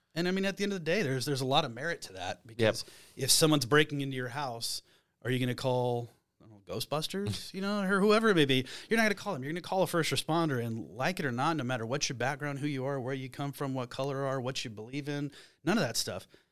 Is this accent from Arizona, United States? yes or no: yes; Flagstaff, Arizona, United States; moved away as an adult; I'm originally from Flagstaff, Arizona